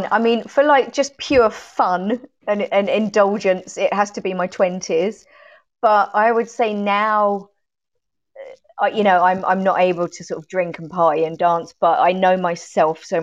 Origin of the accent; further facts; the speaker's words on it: Sutton, London, United Kingdom; now in Ireland; Sutton in Surrey.